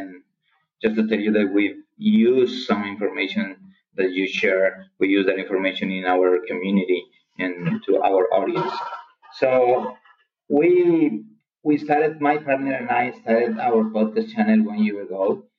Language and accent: English; Colombia; English is a second language; I'm from Colombia, South America.